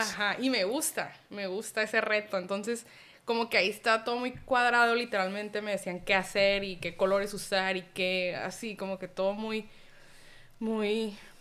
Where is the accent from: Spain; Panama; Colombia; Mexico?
Mexico; Tijuana, Baja California; soy mexicana, nací aquí en Tijuana